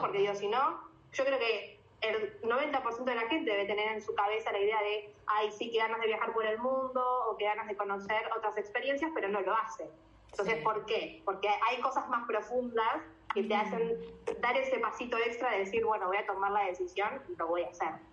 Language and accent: Spanish; Argentina; moved away as an adult; also born or lived in New Zealand; nosotros los argentinos